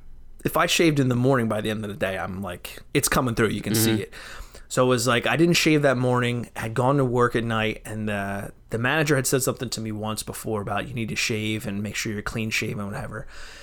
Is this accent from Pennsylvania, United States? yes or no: yes; Philadelphia, Pennsylvania, United States; I was born in Philly